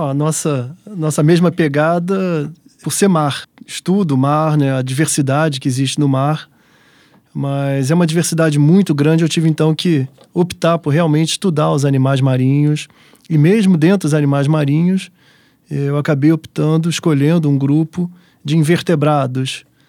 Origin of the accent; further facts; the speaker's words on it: Rio de Janeiro, Brazil; Eu sou carioca